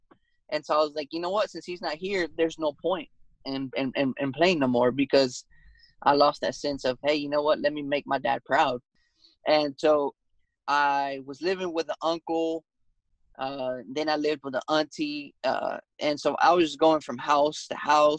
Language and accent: English; Athens, Georgia, United States; also born or lived in Las Vegas, Nevada / Texas; I am from Athens, Georgia